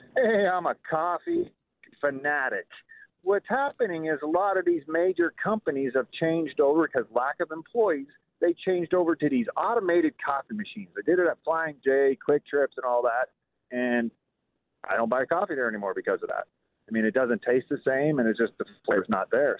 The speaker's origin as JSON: {"language": "English", "country": "Canada", "tie": "born or raised there", "moved": "yes", "lives_now": "Kansas City, United States", "said": "I grew up, uh, drinking Tim Hortons in Canada. I'm from Canada"}